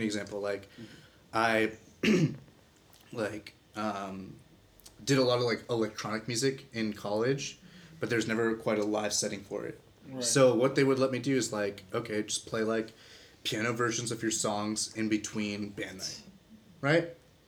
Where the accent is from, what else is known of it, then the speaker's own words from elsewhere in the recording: East Coast, United States; moved away as an adult; also born or lived in Berkeley; I'm originally from the East Coast